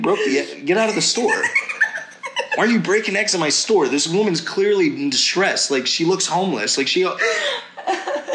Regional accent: Tennessee, United States; I grew up in Tennessee.

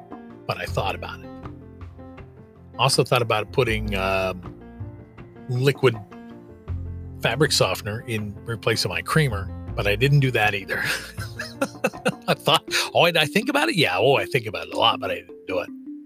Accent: Kansas City, United States; I'm from Kansas. I grew up in the shadow of Arrowhead Stadium, where the Kansas City Chiefs play

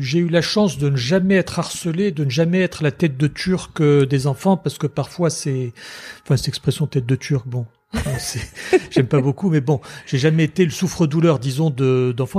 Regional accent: Tunisia; moved away as an adult; also born or lived in France; mère française et père tunisien, et j'ai grandi en Tunisie.

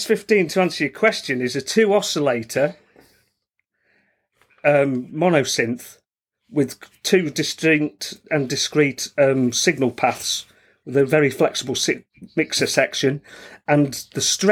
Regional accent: Stafford, West Midlands, United Kingdom; I'm from Stafford

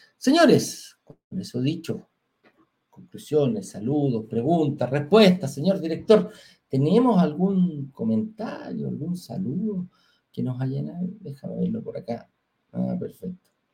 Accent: Chile; en Chile tenemos una forma distinta de pagar

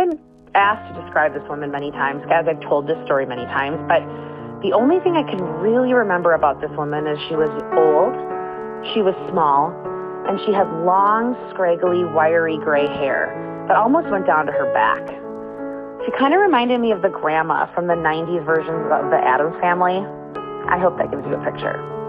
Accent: Minnesota, United States; I'm in eighth grade, and I'm from Minnesota

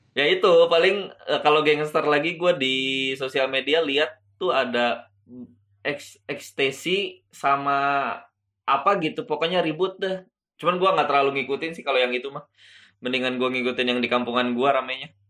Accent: Cipayung, Puncak area, West Java, Indonesia; Di kampung gua, di dek, di puncak, daerah puncak Cipayung, udah banyak gangster

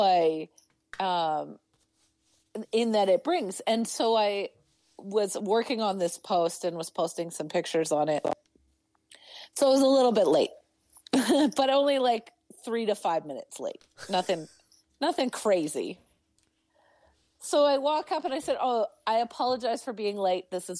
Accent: Northern Alberta, Canada; also born or lived in Treaty 6 territory / Edmonton; now in Calgary, Canada; I'm from Northern Alberta, and my closest city as a child to me was Edmonton.

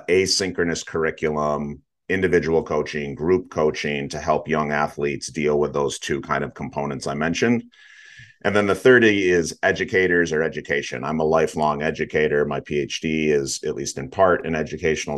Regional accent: western Michigan, United States; I'm currently sitting in the western side of Michigan here in the Midwest. So born and raised here

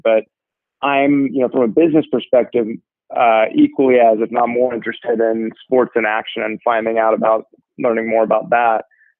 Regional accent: Sacramento, California, United States; moved away as an adult; now in Lakeway, Texas, United States; I'm originally from, and I grew up playing in California.

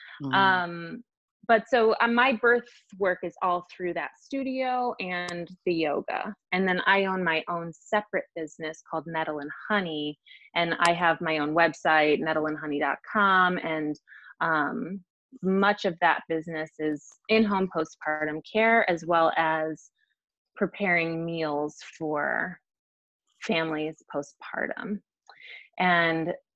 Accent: Chicago, Illinois, United States; now in Kansas City, United States; I'm originally from Chicago and never ever thought I would live in Missouri

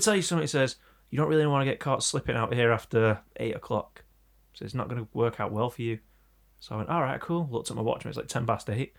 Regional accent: Manchester, North West England, United Kingdom; We're from Manchester

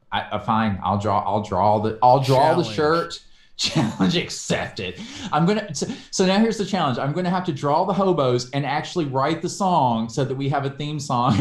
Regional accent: the South, United States; We're both from the South.

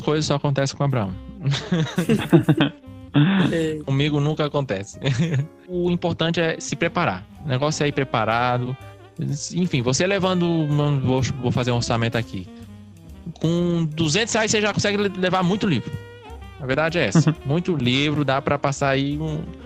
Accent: Cariri region, southern Ceará, Brazil; a gente é do sul do Ceará, né? Aqui é da região Cariri

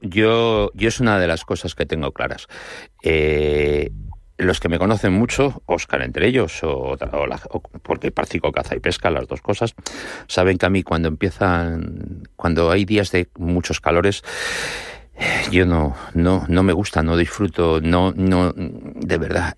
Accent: Madrid, Community of Madrid, Spain; como de madrileño a madrileño

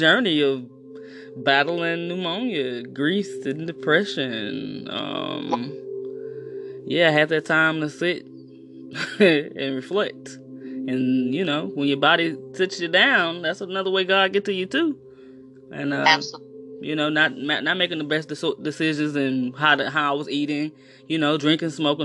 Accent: East St. Louis, Illinois, United States; East St. Louis, Illinois.

